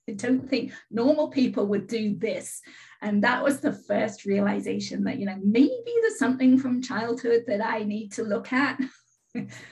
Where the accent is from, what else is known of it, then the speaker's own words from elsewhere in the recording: England, United Kingdom; now in California, United States; I live in California. I'm originally from England. I've lived in California 33 years.